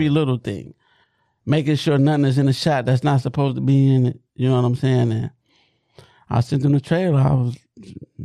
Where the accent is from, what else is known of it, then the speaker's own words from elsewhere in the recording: Detroit, Michigan, United States; I'm from Southwest Detroit